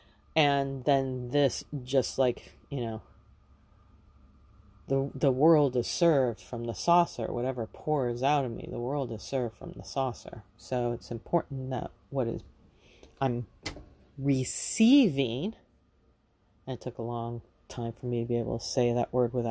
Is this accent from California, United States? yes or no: yes; Los Angeles, California, United States; Growing up in Los Angeles